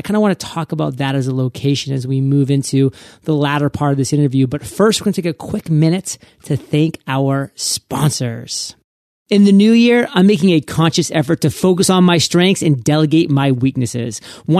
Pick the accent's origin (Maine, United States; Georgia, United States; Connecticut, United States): Maine, United States; I mean, I'm from Maine, and there I was in Maine, and I was like, go west, son, go west.